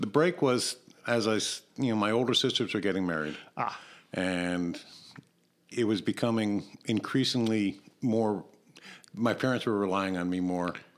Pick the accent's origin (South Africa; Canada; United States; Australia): United States; Barrington Hills, Illinois; growing up in Barrington, well, actually Barrington Hills